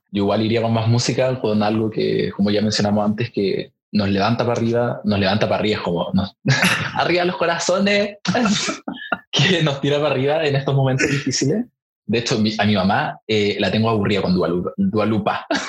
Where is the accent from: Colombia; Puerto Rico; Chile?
Chile; nuestro país